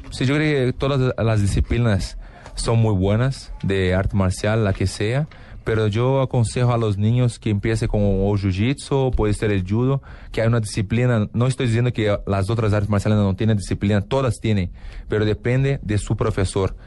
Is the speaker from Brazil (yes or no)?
yes; Porto Alegre, Rio Grande do Sul, Brazil; Spanish is a second language; now in Los Angeles, United States; tenemos una expresión en sur de Brasil, porque yo soy de Porto Alegre